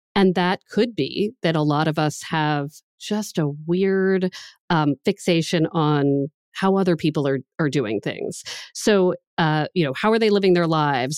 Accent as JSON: {"language": "English", "country": "United States", "moved": "yes", "lives_now": "Boston, United States", "said": "I was from the D C, Baltimore area"}